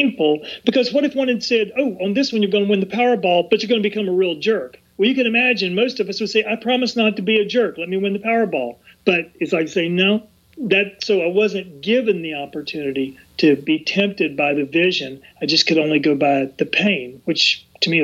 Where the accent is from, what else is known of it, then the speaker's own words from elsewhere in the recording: the South, United States; when I was young, growing up in the South